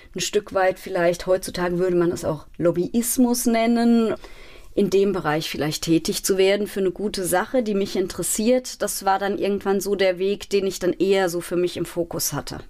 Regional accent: Mainz, Rhineland-Palatinate, Germany; Ich bin aufgewachsen in Mainz-Laubenheim

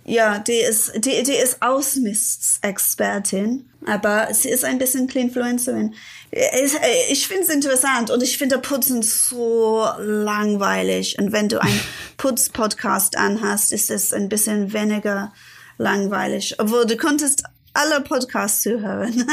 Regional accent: Ilford, London, United Kingdom; German is a second language; moved away as an adult; now in Berlin, Germany; Ich komme nicht wirklich aus London. Ich komme aus Ilford

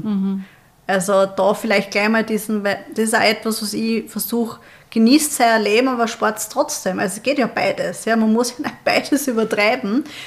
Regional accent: Austria

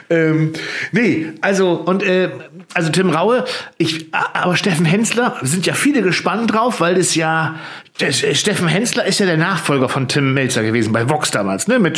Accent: the East, East Germany, Germany; ich komme ja aus dem Osten

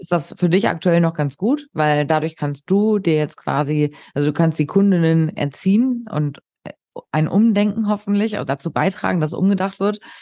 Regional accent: Hamburg, Germany; ich bin Hamburgerin

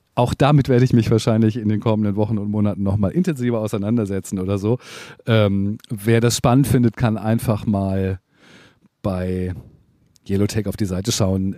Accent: Hamburg, Germany; ich bin Hamburger

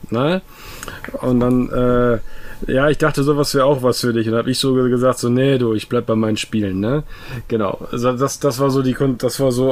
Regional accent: West Germany, Germany; Nein, ich, ich komme ich komm aus Westdeutschland.

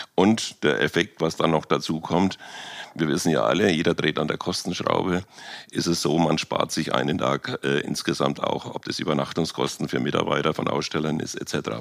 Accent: Germany; wir als Deutsche

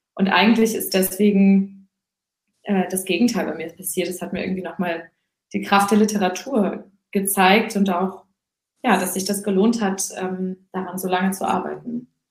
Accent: Husum, Schleswig-Holstein, Germany; also born or lived in Hamburg; ich bin äh, in, äh, in Husum aufgewachsen, aber die ersten drei Jahre auch in Hamburg

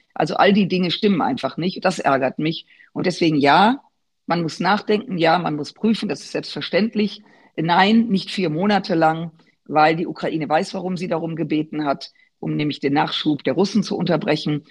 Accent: Germany; als Deutsche, als Europäerinnen

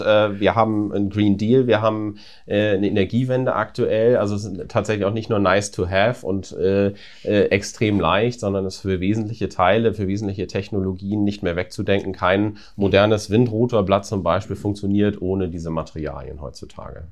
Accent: Apensen, Lower Saxony, Germany; also born or lived in Braunschweig / Indiana, United States; ich bin aufgewachsen tatsächlich in Apensen bei Buxtehude

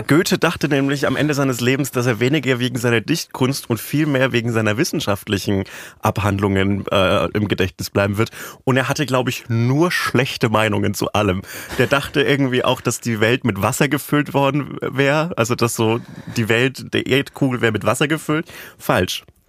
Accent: Upper Franconia, Bavaria, Germany; moved away; in Bayern, in meiner oberfränkischen Heimat

